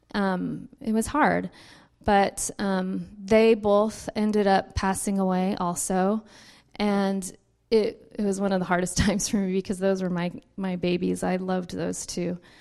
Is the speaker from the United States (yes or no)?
yes; Richmond, California, United States; also born or lived in Missouri; I grew up in Richmond